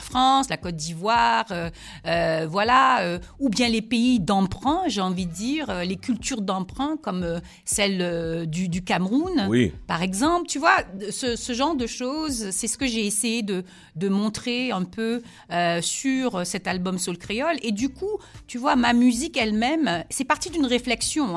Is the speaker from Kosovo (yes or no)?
no; Guadeloupe; also born or lived in Senegal; je suis de la Guadeloupe et je suis aussi du Sénégal, de père sénégalais, de maman ah, Guadeloupe